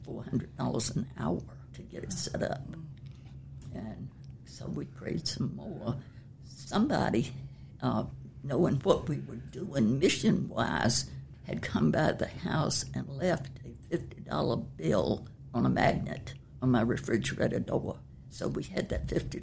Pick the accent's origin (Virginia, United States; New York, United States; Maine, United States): Virginia, United States; Chesapeake; I was raised in Chesapeake, uh, when it was Norfolk County